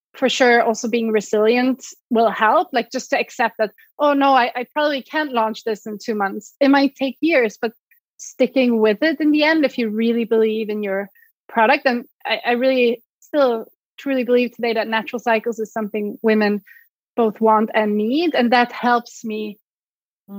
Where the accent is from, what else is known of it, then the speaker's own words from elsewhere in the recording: Sweden; English is a second language; moved away as an adult; also born or lived in Switzerland; I'm originally from Sweden. You might hear my accent.